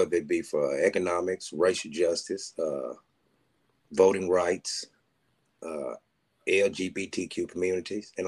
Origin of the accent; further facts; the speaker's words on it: Christian County, Kentucky, United States; I'm from Christian County, Kentucky